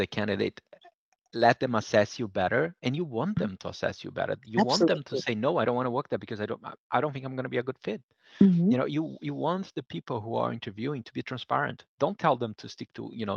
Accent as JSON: {"language": "English", "country": "Brazil", "tie": "born or raised there", "moved": "yes", "said": "I was growing up in Brazil"}